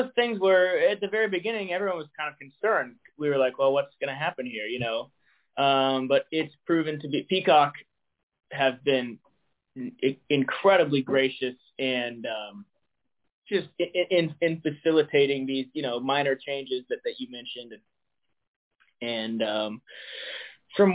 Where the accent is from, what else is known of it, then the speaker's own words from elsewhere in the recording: Des Moines, Iowa, United States; moved away; I'm from Des Moines